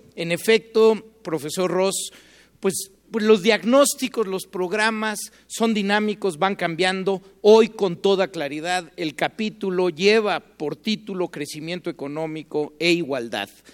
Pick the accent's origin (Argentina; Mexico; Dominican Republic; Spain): Mexico; como mexicanos